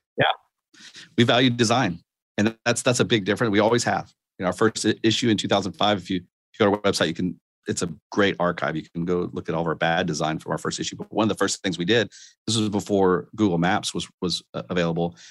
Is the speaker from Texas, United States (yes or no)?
yes; Austin, Texas, United States; I grew up in Austin